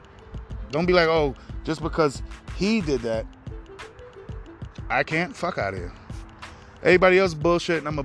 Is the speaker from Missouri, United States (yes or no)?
no; New York City, New York, United States; I'm from New York City